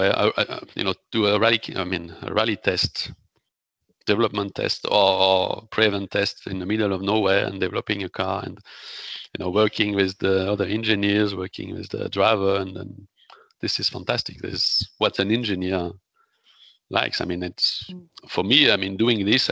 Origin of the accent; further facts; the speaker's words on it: the Alps, near Grenoble, Auvergne-Rhône-Alpes, France; English is a second language; I come from Alps